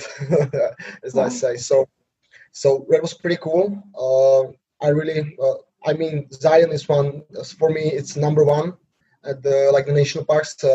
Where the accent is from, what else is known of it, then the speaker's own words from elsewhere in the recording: Slovakia; English is a second language; I'm 26 years old now. I'm from Slovakia